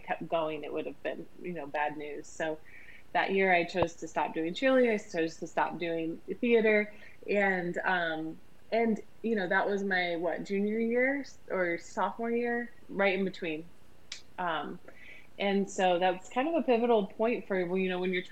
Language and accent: English; Ohio, United States; I grew up in a really small town in Ohio, about 1,000 people in my town